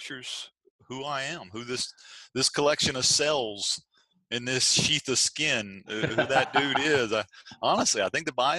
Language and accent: English; the South, United States; now in Virginia Beach, United States; Well, we're from the South. And being from the South, you own a home without a dining room.